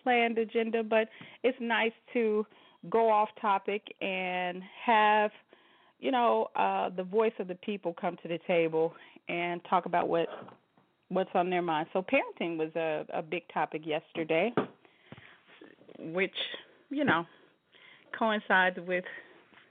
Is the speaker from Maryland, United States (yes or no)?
no; Chicago, Illinois, United States; now in Las Vegas, United States; I am from the Chi-Town. I'm from the Go. I'm from Chicago.